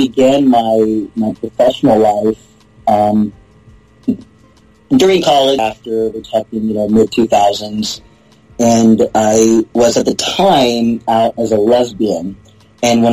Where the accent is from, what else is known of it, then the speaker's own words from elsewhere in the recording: Houston, Texas, United States; moved away as an adult; also born or lived in England; now in Massachusetts, United States; born and raised in Houston